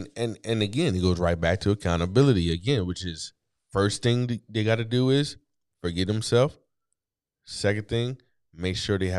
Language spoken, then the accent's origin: English; East Coast, United States; I'm from the East Coast, so analogies come normal.